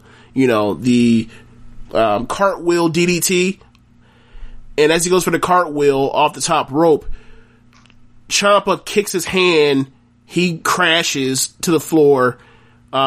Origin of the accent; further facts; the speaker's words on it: Florida, United States; I'm from Florida